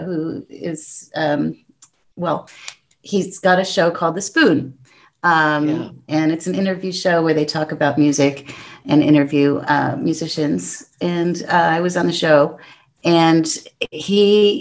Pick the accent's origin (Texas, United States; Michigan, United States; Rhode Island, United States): Michigan, United States; Detroit; I'm from Detroit